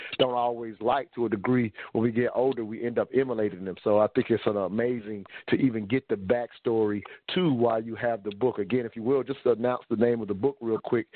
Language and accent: English; the South, United States; me growing up in the South